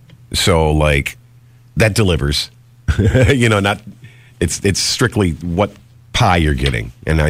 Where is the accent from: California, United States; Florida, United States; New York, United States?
New York, United States; Geneseo; now in Rochester, United States; I grew up down in Geneseo, and it's a college town.